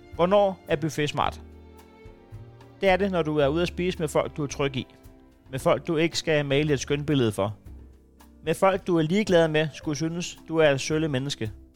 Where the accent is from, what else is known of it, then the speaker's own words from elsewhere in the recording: Næstved, Zealand, Denmark; jeg er fra Næstved